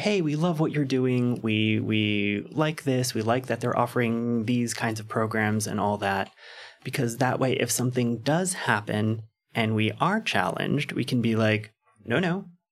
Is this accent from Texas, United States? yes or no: yes; San Antonio, Texas, United States; I'm from San Antonio, but I wasn't out growing up, so I was like, I don't know what's actually around here